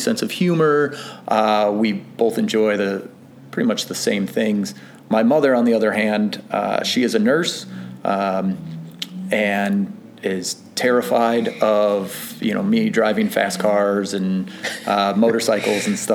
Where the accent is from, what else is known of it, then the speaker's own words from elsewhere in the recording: McHenry, Illinois, United States; I was born and raised in McHenry, Illinois